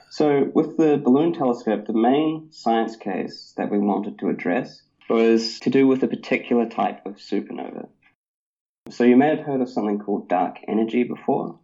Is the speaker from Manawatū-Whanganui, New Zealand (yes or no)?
no; Christchurch, Canterbury, New Zealand; I grew up in Christchurch, New Zealand